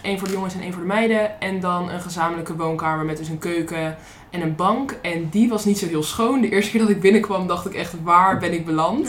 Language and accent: Dutch; Netherlands; ik uit Nederland kwam en dat dat zo ver weg was